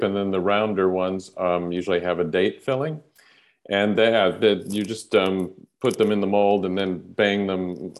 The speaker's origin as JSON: {"language": "English", "country": "Jordan", "tie": "born or raised there", "also_born_or_lived": "United States / Jerusalem / United Kingdom", "moved": "as an adult", "said": "moved to Jordan. And I kind of grew up there through high school and then went to the UK for university."}